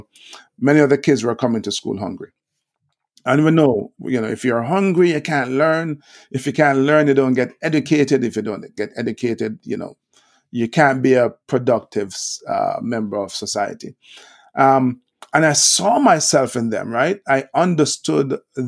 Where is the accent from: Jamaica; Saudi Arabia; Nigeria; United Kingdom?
Jamaica; Kingston; grew up in Kingston, one of the tougher areas, Olympic Gardens is a proper name.